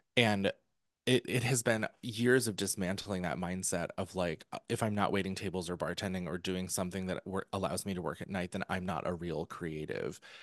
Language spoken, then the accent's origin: English; New York, United States; I'm, I'm a New Yorker.